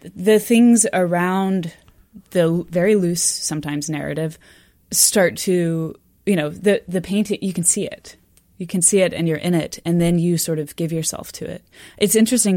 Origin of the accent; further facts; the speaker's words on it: Austin, Texas, United States; moved away as an adult; also born or lived in Arkansas; now in Canada; I'm from Texas, but I grew up in Austin